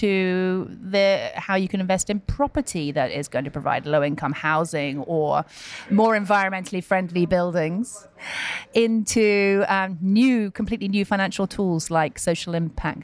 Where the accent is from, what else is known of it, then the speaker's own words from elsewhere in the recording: United Kingdom; as a Brit